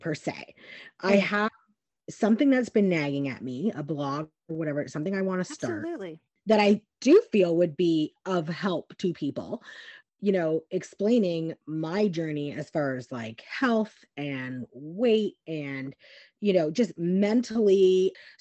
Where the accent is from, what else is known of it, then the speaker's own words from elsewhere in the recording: Canada; now in United States; we're Canadian, right? So we're living in the States